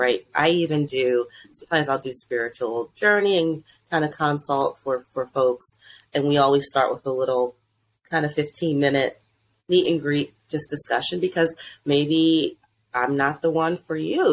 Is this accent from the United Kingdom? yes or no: no; Delaware, United States; now in DMV area, United States; I'm originally from Delaware